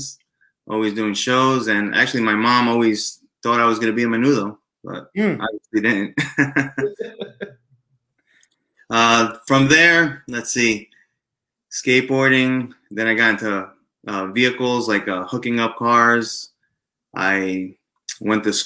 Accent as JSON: {"language": "English", "town": "Elizabeth", "region": "New Jersey", "country": "United States", "tie": "born or raised there", "said": "I was born in Elizabeth with two brothers and a sister, a mom and dad"}